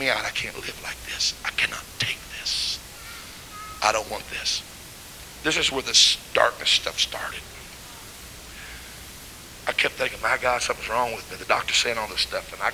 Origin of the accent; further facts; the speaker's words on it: Missouri, United States; I'm from Missouri, kind of hard-headed